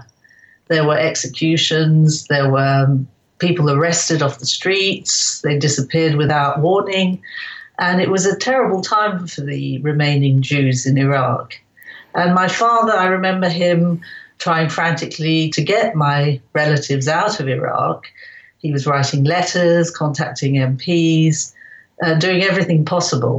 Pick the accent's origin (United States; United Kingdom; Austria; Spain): United Kingdom; England; I was born in England.